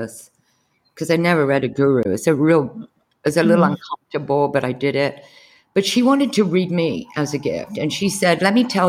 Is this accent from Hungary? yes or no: no; United Kingdom; now in United States; I'm a Brit living in America